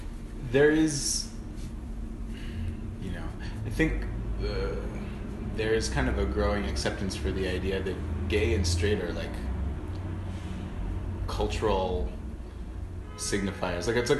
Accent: San Diego, California, United States; when I was a little baby gay growing up in San Diego

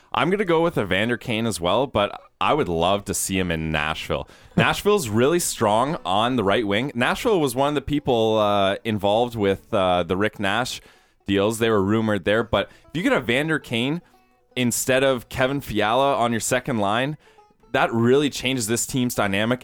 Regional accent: Guelph, Ontario, Canada; I'm from Guelph

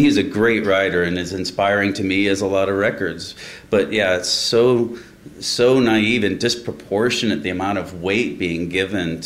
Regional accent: Midwest, United States; a guy growing up in the Midwest

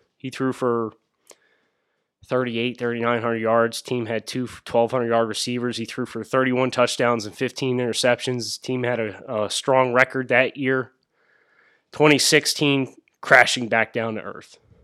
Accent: Reading, Pennsylvania, United States; Ross is actually from my hometown. Uh, so we have a fun little cross-town rivalry thing going between, he went to Y Missing, uh, in Reading, P A, I went to West Lawn

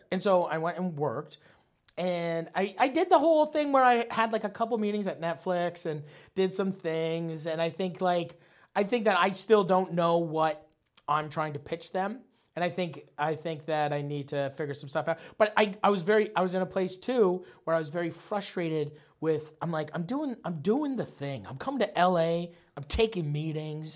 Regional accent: St. Thomas, Ontario, Canada; also born or lived in Nova Scotia; we moved from Nova Scotia to fucking Saint Thomas, Ontario

